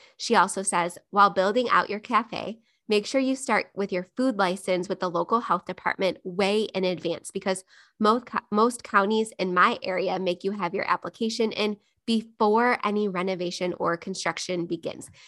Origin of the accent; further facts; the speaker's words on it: Buffalo, New York, United States; Buffalo, New York, my hometown